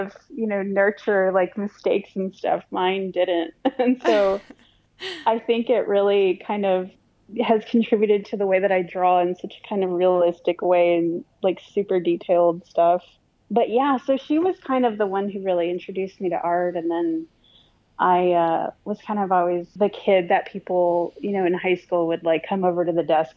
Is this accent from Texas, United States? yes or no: yes; Harlingen, Texas, United States; now in San Antonio, United States; I was born and raised in South Texas in an area called the Rio Grande Valley, which is the border of South Texas and Mexico. I grew up in a little town called Harlingen